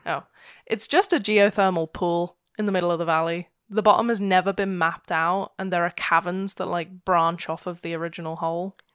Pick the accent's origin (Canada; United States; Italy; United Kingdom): United Kingdom; I'm horribly British.